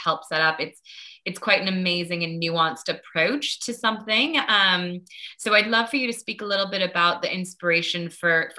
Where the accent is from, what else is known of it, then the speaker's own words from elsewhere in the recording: United States; I grew up in the States